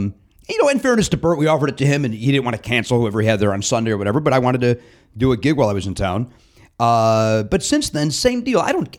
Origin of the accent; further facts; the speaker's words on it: near the Barrel of Laughs, Illinois, United States; I grew up right near the Barrel of Laughs